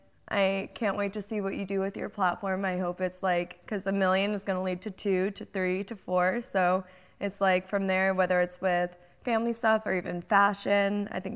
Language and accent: English; Calabasas, Beverly Hills area, California, United States; when I was really young, I grew up in Calabasas. And then we moved to, like, the Beverly Hills area when I think I was, like, 8.